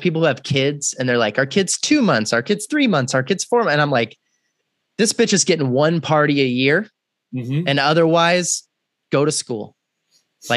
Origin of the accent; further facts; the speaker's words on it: Texas, United States; I'm from Texas